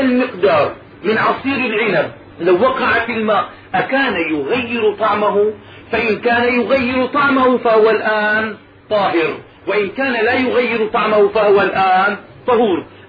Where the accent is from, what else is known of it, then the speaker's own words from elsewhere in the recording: Damascus, Damascus Governorate, Syria; عندنا في دمشق